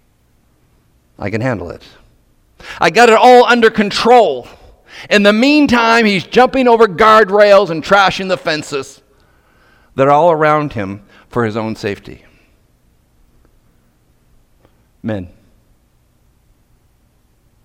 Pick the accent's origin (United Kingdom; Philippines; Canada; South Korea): Canada; Nova Scotia; I'm from Nova Scotia. Bred in Nova Scotia, beautiful province